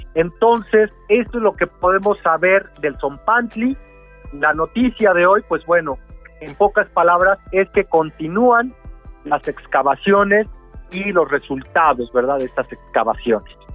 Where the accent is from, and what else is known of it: Mexico